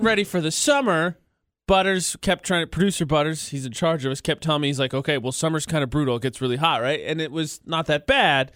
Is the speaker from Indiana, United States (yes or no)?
yes; Indiana, United States; moved away; I'm from Indiana